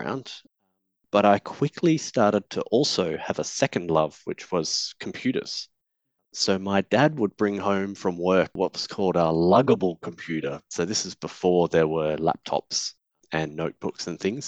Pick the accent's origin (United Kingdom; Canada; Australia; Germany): Australia; Perth, Western Australia; also born or lived in Canberra, Australia; as a family, we moved across to Perth when I was about 6 years old